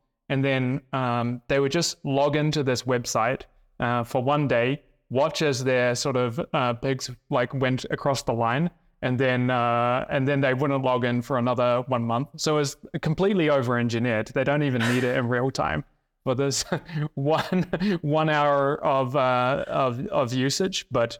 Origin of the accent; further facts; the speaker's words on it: South Island, New Zealand; also born or lived in Thailand; I lived in Thailand actually as a young kid, but then spent most of my childhood growing up in the South Island of New Zealand. I went to a boarding school because I lived on a farm.